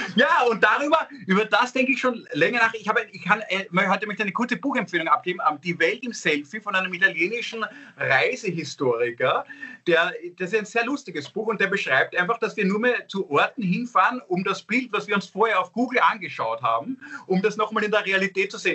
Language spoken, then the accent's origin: German; Vienna, Austria